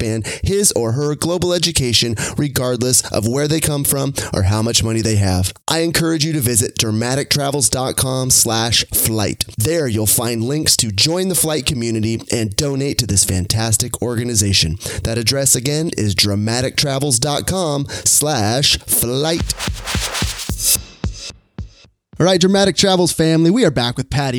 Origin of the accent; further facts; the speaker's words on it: Sacramento, California, United States; walking through Sacramento here, my hometown